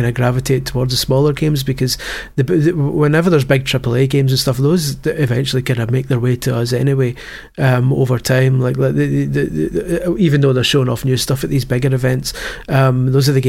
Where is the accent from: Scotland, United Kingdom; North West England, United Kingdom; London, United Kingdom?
Scotland, United Kingdom; as a Scot